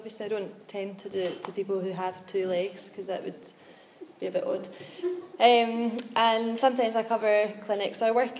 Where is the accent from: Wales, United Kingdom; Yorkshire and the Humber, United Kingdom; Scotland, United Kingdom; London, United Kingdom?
Scotland, United Kingdom; Glasgow; I'm from Glasgow, which is in Scotland